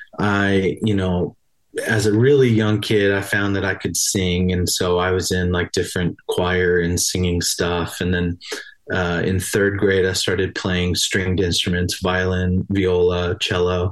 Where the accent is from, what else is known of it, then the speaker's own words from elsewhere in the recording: Albany, Oregon, United States; moved away as an adult; I arrived in Albany for, seventh grade was when I showed up. So, went to high school there